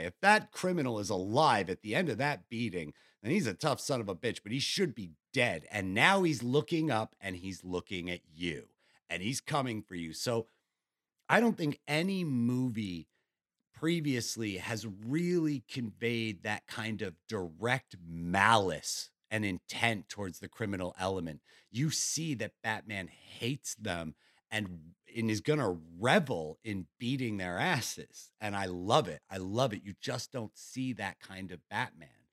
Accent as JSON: {"language": "English", "region": "New York", "country": "United States", "said": "I'm from New York"}